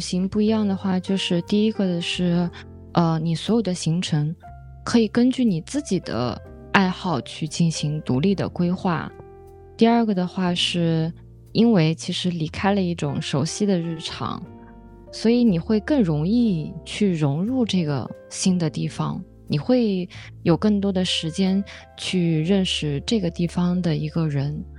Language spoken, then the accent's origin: Chinese; Qinling–Huai River area, China; 因为我们是小时候生活在秦岭淮河之间